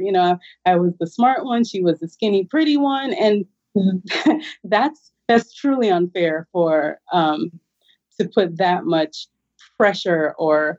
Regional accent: Jamaica; moved away; I'm originally from Jamaica

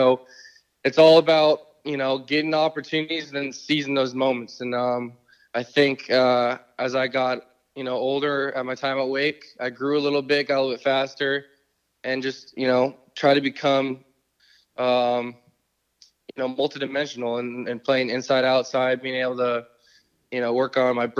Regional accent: California, United States; growing up in California, there wasn't a whole lot of those options out here

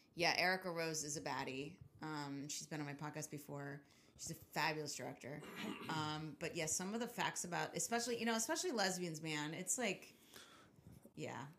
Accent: Richmond, Virginia, United States; now in New York, United States; growing up in Richmond, Virginia

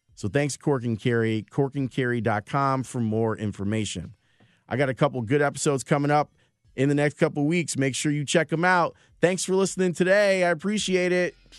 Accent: Chicago, Illinois, United States; I grew up on the South Side in Roseland

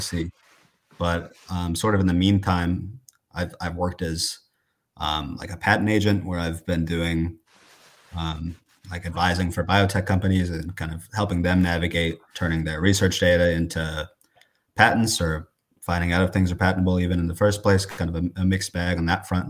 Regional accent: Coralville, Iowa, United States; I'm from Corville, Iowa, which is East Iowa

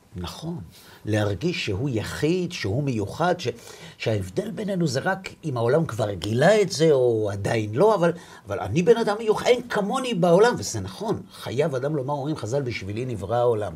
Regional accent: Bnei Brak, Tel Aviv District, Israel; אני בא מבני ברק

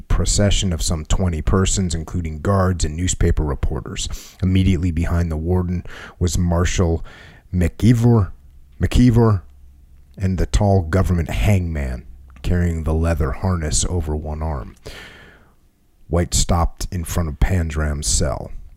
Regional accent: New England, United States; I grew up in New England

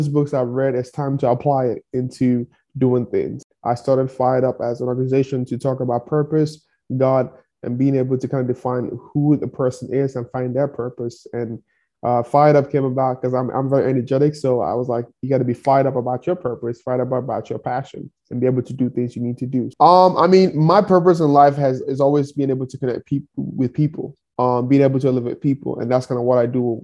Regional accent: Nigeria; moved away as an adult; now in Kansas City, United States; I grew up in one of the poorest towns in Nigeria

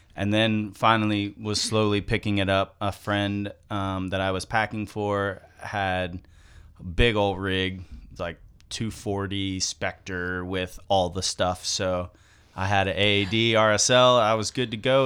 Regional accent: Zephyrhills, Florida, United States; I grew up in Zephyr Hills

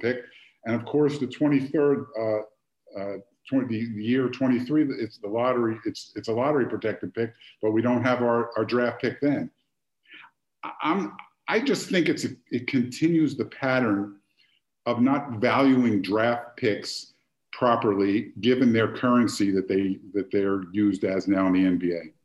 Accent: Philadelphia, Pennsylvania, United States; I grew up in Philadelphia

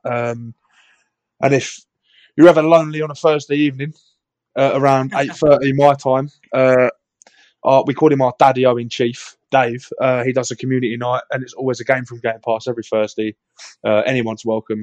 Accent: England, United Kingdom; I am painfully English

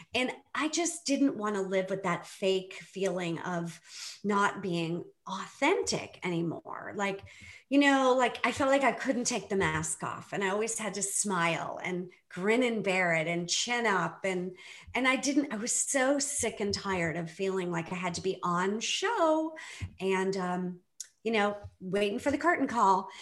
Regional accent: Boston, Massachusetts, United States; I grew up in the Boston area

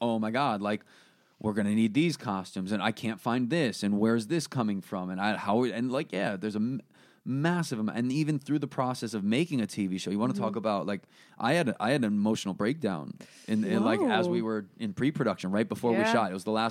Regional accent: Connecticut, United States; also born or lived in New York; Connecticut and New York.

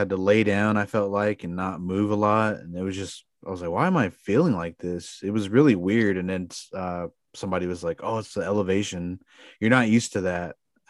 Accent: Pawnee, Oklahoma, United States; I'm from Pawnee

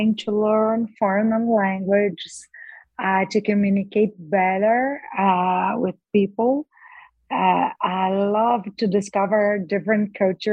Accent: Brazil; English is a second language; I was born and raised in Brazil, and I've been a lawyer for 31 years

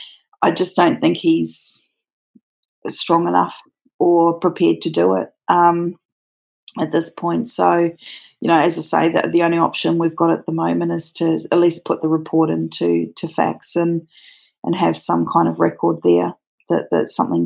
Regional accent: New Zealand; now in Australia; Mine's a bit of a mix. I'm actually originally from New Zealand, and but I live in Australia.

